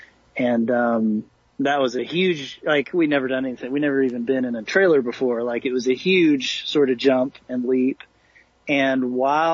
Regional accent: Tennessee, United States; moved away as an adult; I was from Tennessee. My whole family was there

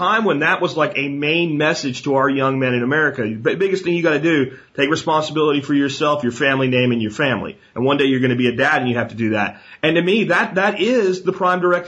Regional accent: the coal region of Pennsylvania, United States; moved away as an adult; also born or lived in Texas; I grew up in the coal region of Pennsylvania.

